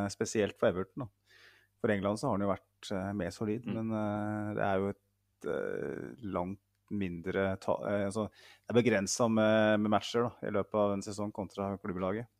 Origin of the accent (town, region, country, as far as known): Norway